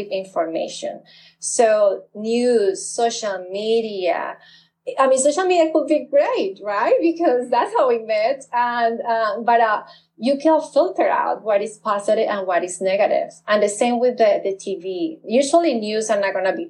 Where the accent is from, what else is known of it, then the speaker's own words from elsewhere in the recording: Colombia; now in United States; I grew up in Colombia when times were very negative.